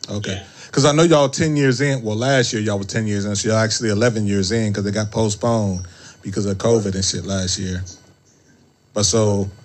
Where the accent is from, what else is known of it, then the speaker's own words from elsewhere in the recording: Ohio, United States; I'm from Ohio